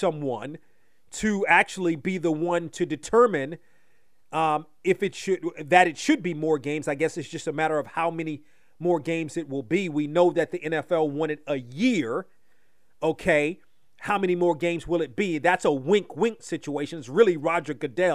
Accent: Washington, District of Columbia, United States; moved away as an adult; in all my years in the living in Washington, growing up in Washington, first 25 years of my life

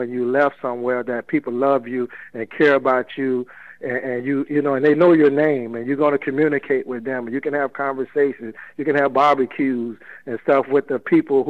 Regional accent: Miami, Florida, United States; I grew up in Overtown, and we have seen a lot of things, even, you know, when I was a youngster

